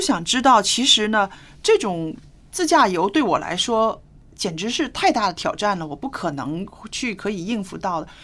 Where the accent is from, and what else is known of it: China